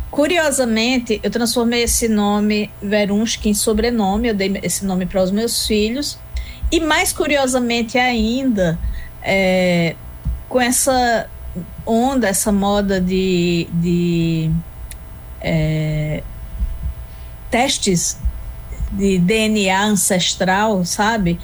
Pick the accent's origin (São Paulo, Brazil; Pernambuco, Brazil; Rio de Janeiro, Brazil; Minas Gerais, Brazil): Pernambuco, Brazil; Arcoverde; also born or lived in Recife; Sou pernambucana. Hum. Nascida em Recife e criada em Arco Verde, de modo que Recife é um acidente e Arco Verde é coração.